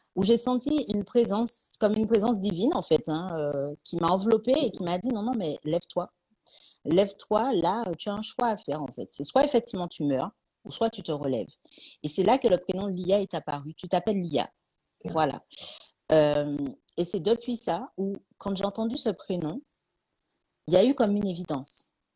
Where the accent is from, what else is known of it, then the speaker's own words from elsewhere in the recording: Martinique; also born or lived in Paris / Lyon; now in Toulouse, France; d'où je viens, je viens de Martinique